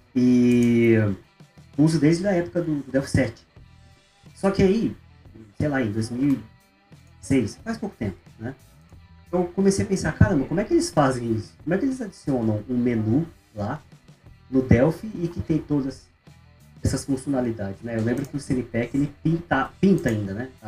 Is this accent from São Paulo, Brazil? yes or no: yes; interior of São Paulo, Brazil; moved away as an adult; also born or lived in Ribeirão Preto / Florianópolis; now in Maringá, Brazil; Eu sou do interior de São Paulo